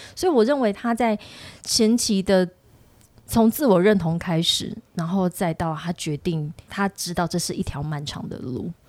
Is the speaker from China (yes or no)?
no; Taiwan; now in Taipei, Taiwan; I'm from Taiwan